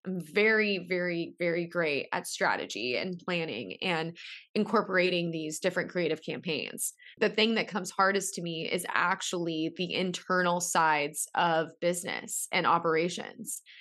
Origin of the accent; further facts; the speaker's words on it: San Diego, California, United States; I'm from San Diego